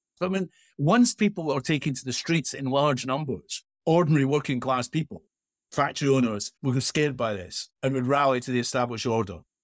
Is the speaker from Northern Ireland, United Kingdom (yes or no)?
no; Edinburgh, Scotland, United Kingdom; When I was growing up as a kid in Edinburgh